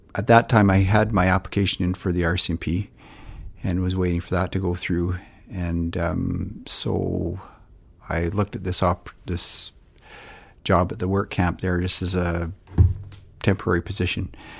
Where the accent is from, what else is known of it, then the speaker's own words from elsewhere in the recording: Surrey, British Columbia, Canada; moved away as an adult; also born or lived in Whitehorse, Yukon / Cochrane, Alberta / Lethbridge, Alberta; I grew up, um, I guess you'd say on the West Coast in Surrey, B C